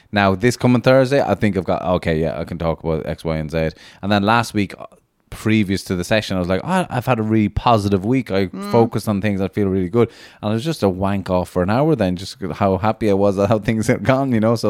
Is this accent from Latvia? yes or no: yes; Latvia; English is a second language; And I'm from Latvia. That's why my accent.